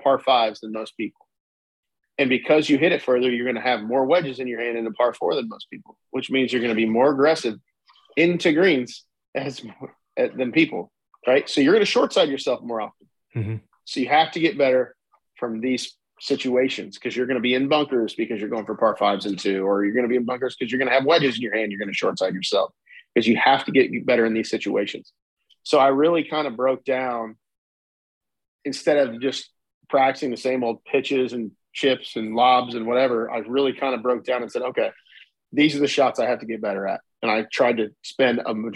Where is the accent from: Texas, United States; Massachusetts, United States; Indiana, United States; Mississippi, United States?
Indiana, United States; Marion; I grew up the Marion Elks